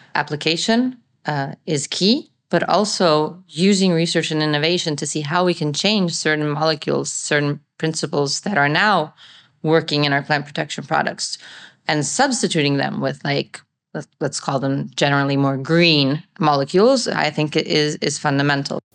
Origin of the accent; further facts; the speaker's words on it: Italy; I am a farmer from Italy